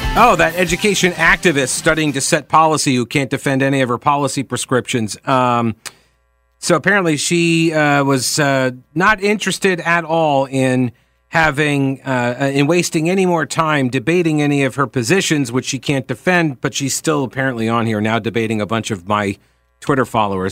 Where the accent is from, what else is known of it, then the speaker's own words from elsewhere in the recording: Long Island, New York, United States; moved away; I come from New York, where every single city has its, or uh, in on Long Island